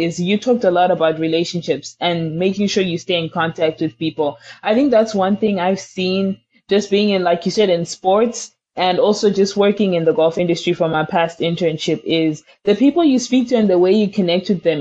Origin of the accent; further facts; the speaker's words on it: Zimbabwe; moved away; we come from Zimbabwe where there's lots of struggle, economic hardships